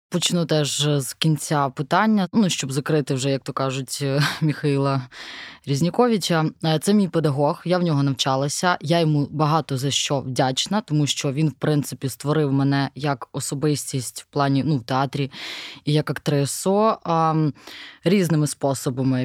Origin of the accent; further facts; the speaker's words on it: Bila Tserkva, Kyiv Oblast, Ukraine; я з Білої церкви, і для мене російська мова це взагалі щось було дуже далеке, тому що ну у нас суржик або українська